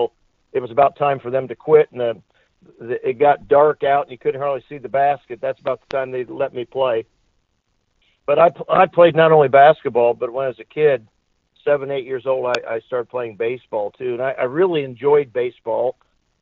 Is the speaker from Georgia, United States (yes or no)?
no; Indianapolis, Indiana, United States; also born or lived in Bloomington, Indiana; when I was about 17 months old, my family moved to Indianapolis on the west side